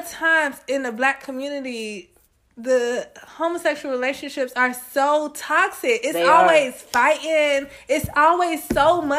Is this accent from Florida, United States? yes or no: yes; South Florida, United States; I grew up in South Florida